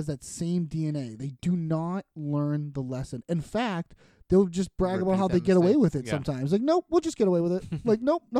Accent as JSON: {"language": "English", "town": "Boston", "region": "Massachusetts", "country": "United States", "said": "we're from Boston"}